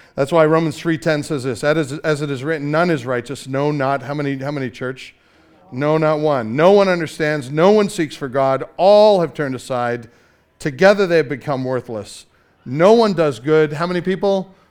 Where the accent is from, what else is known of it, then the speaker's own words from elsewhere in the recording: Canada; I'm Canadian